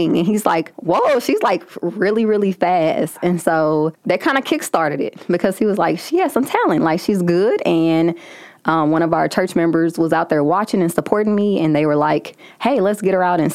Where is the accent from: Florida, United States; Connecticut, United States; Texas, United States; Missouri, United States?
Missouri, United States; St. Louis; I'm from St. Louis, so just being kind of a hometown hero